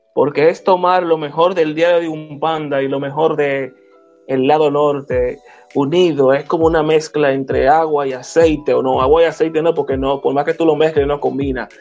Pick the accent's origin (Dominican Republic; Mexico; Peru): Dominican Republic; Santo Domingo, Distrito Nacional; soy dominicano, nacido y criado en Santo Domingo de Guzmán